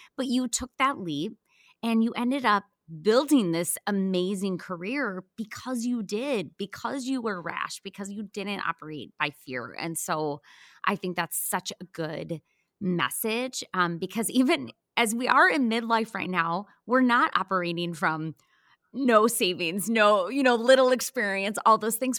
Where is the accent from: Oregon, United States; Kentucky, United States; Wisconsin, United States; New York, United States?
Wisconsin, United States; moved away; I was from Wisconsin